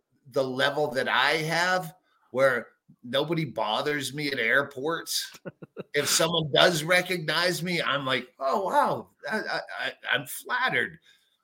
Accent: Massachusetts, United States; moved away; I grew up in Massachusetts and I could not leave fast enough from New England

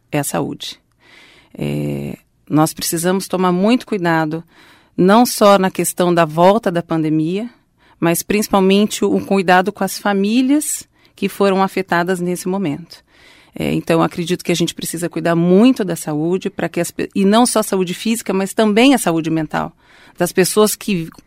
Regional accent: Londrina, Paraná, Brazil; born there; Sou nascida em Londrina, minha família é toda de Londrina

